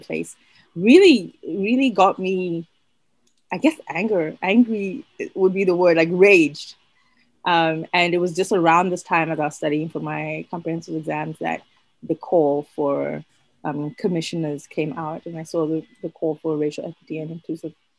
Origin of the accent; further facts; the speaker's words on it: Botswana; moved away as an adult; also born or lived in United States; I am originally from Botswana. So I only moved to North America 2016